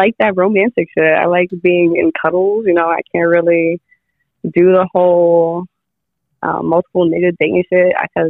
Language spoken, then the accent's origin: English; New York City, New York, United States; I'm from Brooklyn.